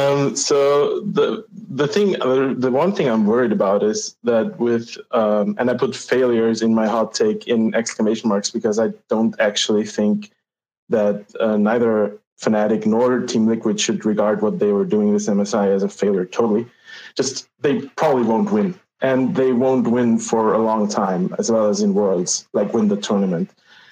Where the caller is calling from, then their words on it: Vienna, Austria; I'm calling from Vienna, Austria.